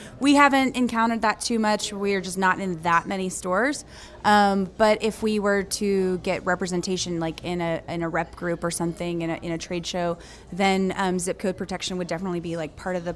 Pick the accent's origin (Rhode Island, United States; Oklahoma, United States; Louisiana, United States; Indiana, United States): Oklahoma, United States; Norman; now in New Orleans, United States; I'm from Oklahoma City. I grew up in Norman